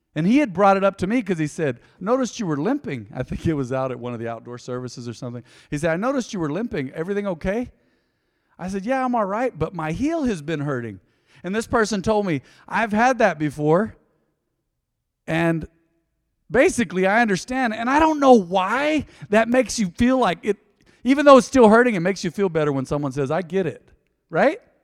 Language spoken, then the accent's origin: English; Hobbs, New Mexico, United States; growing up on the South Side in Hobbs, I remember being discriminated against because my skin was too white.